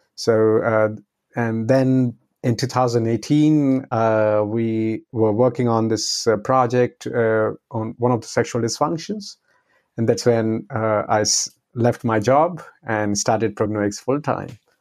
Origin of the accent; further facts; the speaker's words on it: India; now in Netherlands; I'm originally from India, and uh, now I'm uh, living in the Netherlands.